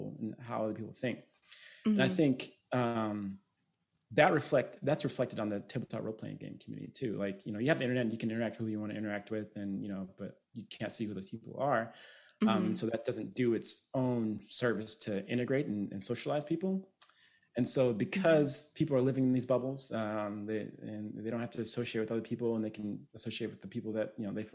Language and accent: English; United States; that is my culture, right? I'm American.